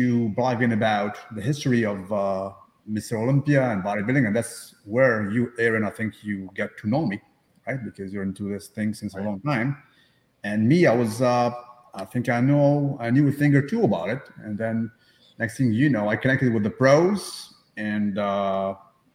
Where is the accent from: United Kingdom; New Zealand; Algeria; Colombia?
Algeria; born or raised there; now in Canada